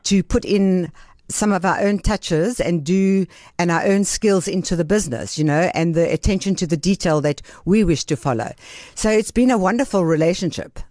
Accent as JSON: {"language": "English", "town": "Benoni", "region": "Gauteng", "country": "South Africa", "tie": "born or raised there", "also_born_or_lived": "Greece", "said": "I grew up in Benoni, and I went to, uh, a Jewish day school in Benoni"}